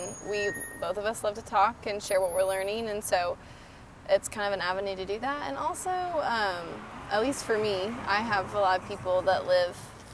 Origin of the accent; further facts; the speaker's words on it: Texas, United States; being a Texan